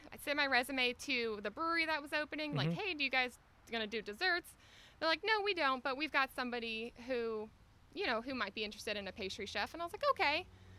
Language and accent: English; Georgia, United States; I grew up right in Nacula.